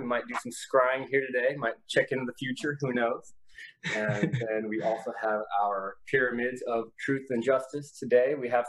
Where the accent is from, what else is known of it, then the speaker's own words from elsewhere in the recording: Houston, Texas, United States; I'm from Houston.